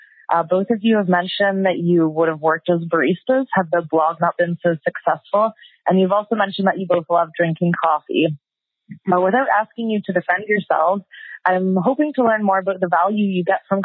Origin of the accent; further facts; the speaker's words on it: Vancouver, British Columbia, Canada; from Vancouver, Canada.